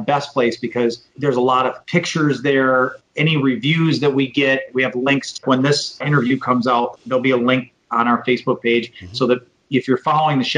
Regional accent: Michigan, United States; now in Florida, United States; my home state of Michigan

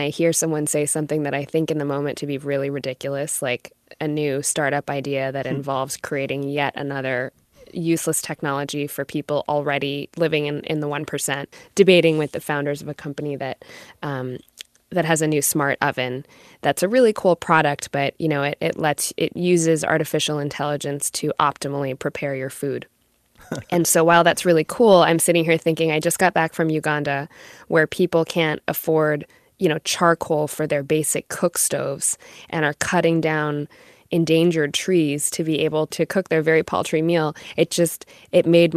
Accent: United States; I'm a first-generation American. My parents came here in the late 70s

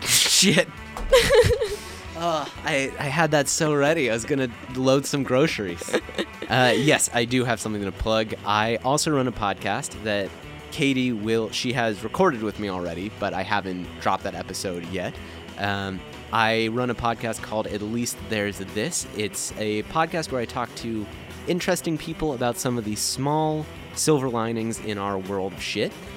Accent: Cincinnati, Ohio, United States; moved away; I grew up in Cincinnati, Ohio, and there's like a lot of space there because nobody wants to be there

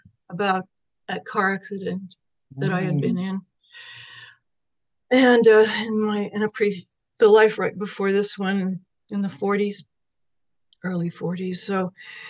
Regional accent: Sacramento, California, United States; also born or lived in San Francisco Bay Area, California; we moved from the San Francisco Bay Area to Sacramento area in California

